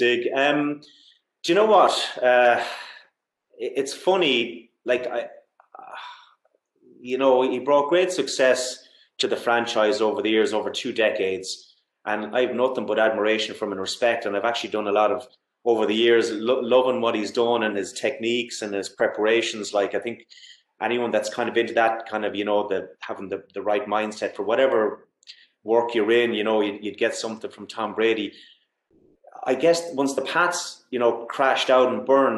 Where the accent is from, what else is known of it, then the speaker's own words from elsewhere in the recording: Galway, Connacht, Ireland; I'm from Galway and GAA is my background